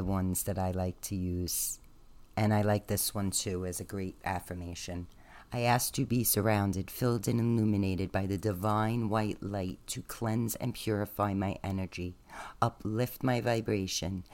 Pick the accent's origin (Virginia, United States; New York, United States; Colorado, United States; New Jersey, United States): New York, United States; New York City; accent: Staten Island; It's my Staten Island accent.